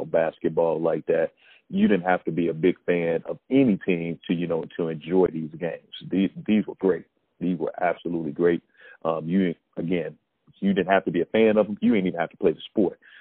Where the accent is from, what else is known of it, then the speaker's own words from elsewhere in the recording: Chicago, Illinois, United States; I'm from Chicago